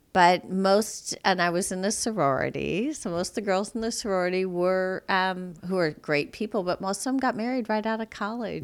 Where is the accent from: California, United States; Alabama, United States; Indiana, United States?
Indiana, United States; South Bend; moved away; also born or lived in Mishawaka, Indiana / London; I grew up in South Bend, Indiana